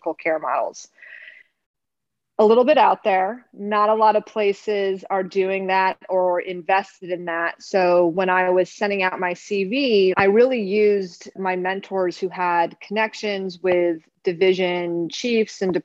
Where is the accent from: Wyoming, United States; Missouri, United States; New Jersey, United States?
Wyoming, United States; also born or lived in Los Angeles, California; now in Atlanta, United States; I am originally from Wyoming.